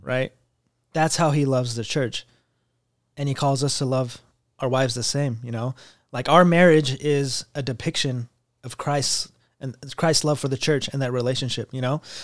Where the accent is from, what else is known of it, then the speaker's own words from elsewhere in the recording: United States; I wasn't even first generation because I was an immigrant, basically, 'cause I wasn't born here